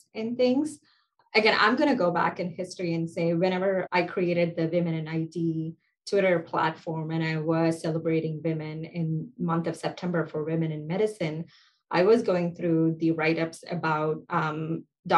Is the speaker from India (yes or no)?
yes; India; moved away as an adult; now in United States; I'm from India